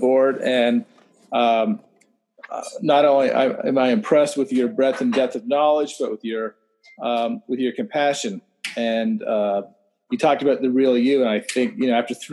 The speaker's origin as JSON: {"language": "English", "town": "Montreal", "region": "Quebec", "country": "Canada", "said": "I'm from Montreal"}